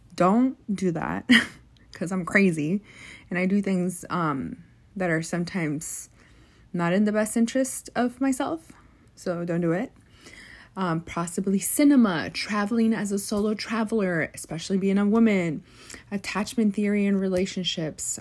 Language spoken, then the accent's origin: English; United States; being college educated and being Mexican American